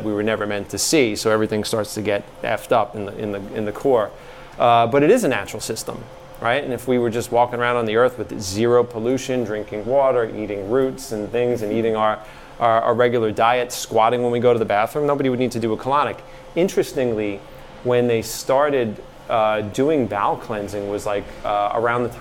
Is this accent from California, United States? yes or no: no; New York City, New York, United States; moved away; I was from Staten Island.